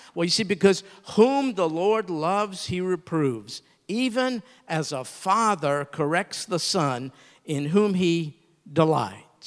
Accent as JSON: {"language": "English", "region": "New York", "country": "United States", "tie": "born or raised there", "said": "I grew up in New York"}